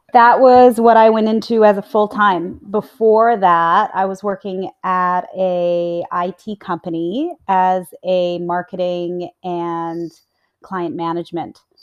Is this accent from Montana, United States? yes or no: yes; Livingston, Montana, United States; moved away; also born or lived in Utah; I'm American. I was born in Utah, raised in Montana